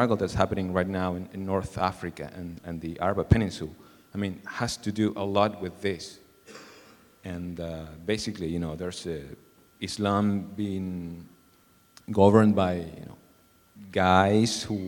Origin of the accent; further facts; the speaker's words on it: Peru; moved away; I am from a middle-class Catholic family in Peru